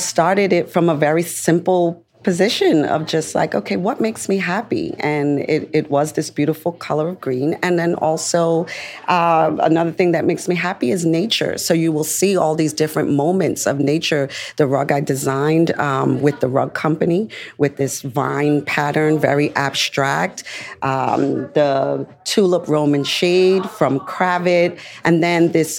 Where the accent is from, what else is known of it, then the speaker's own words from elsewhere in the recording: New York, United States; As a New Yorker